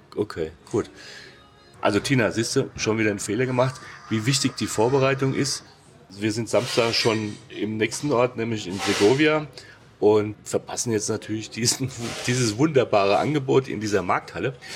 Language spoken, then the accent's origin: German; Hesse, Germany; ich bin gebürtiger Hesse, es gibt kein R in der Sprache bei uns